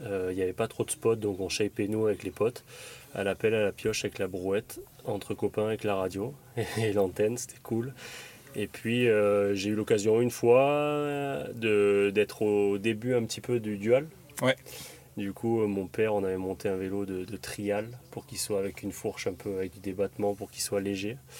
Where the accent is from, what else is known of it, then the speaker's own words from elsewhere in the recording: Draguignan, Provence-Alpes-Côte d'Azur, France; Je suis natif de Draguignan dans le Var